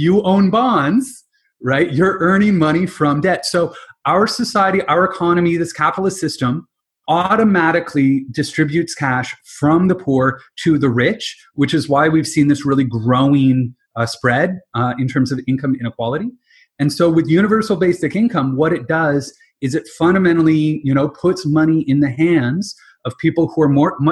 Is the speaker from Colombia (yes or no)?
no; London, Ontario, Canada; also born or lived in Halifax, Nova Scotia; So I'm originally from London, Ontario. I grew up with my dad in the investment industry.